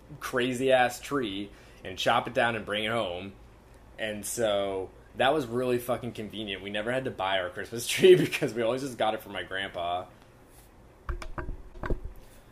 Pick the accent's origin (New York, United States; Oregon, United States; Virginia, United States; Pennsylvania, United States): Pennsylvania, United States; Bethlehem; I literally come from Bethlehem